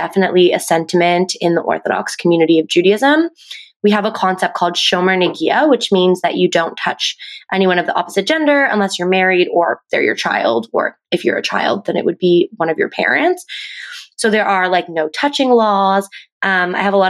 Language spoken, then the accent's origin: English; Halifax, Nova Scotia, Canada; now in Toronto, Canada; I live in Toronto now, but I'm actually from Halifax, Nova Scotia on the East Coast. So I also grew up in a very